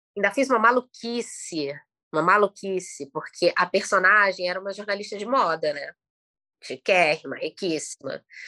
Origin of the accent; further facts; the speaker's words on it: Petrópolis, Rio de Janeiro, Brazil; moved away; also born or lived in Maceió; Eu nasci em Petrópolis, meu pai é carioca e a minha mãe é petropolitana